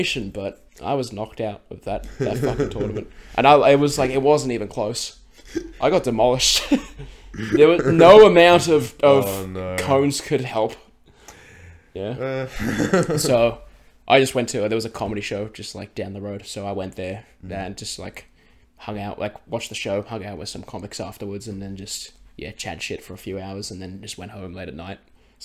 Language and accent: English; Australia